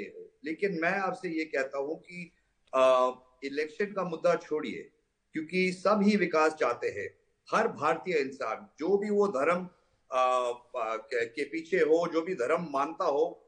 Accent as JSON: {"language": "Hindi", "region": "North India", "country": "India", "said": "मैं नॉर्थ से हूँ नॉर्थ इंडिया से हूँ"}